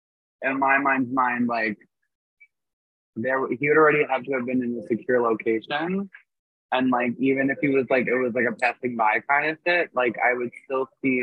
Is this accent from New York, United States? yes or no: yes; New York City, New York, United States; I'm born from Jamaica, Queens